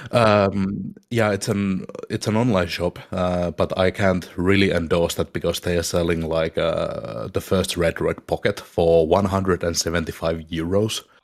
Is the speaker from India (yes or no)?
no; Finland